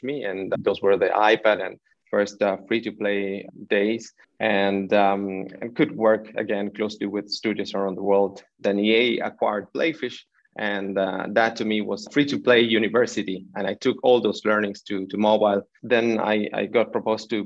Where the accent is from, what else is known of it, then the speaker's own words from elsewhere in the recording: Buenos Aires, Argentina; moved away as an adult; also born or lived in London / Santiago, Chile; I was born in Buenos Aires, Argentina